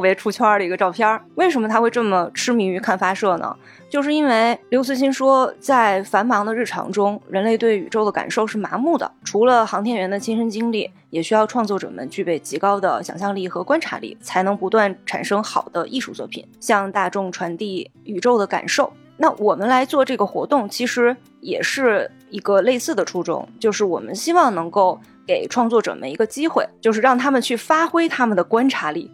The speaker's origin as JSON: {"language": "Chinese", "country": "China", "said": "我们作为中国人"}